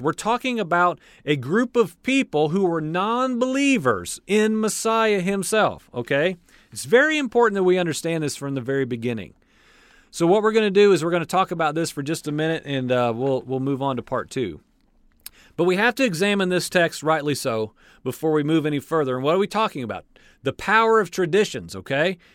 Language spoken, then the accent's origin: English; United States; I'm born and raised in the United States